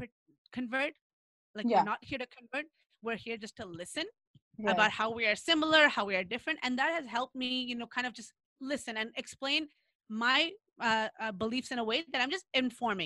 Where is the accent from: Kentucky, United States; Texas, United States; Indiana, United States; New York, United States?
New York, United States; I grew up in New York with a lot of Black people and had Black friends